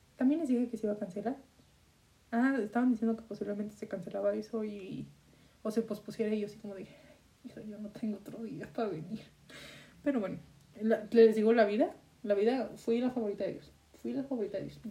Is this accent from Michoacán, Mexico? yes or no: no; Guadalajara area, Jalisco, Mexico; ni siquiera de Guadalajara, vengo de un racho